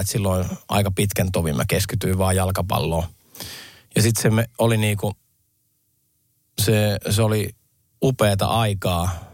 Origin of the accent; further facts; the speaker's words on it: Lahti, Päijät-Häme, Finland; mä oon lahtelainen, mulla on skidejä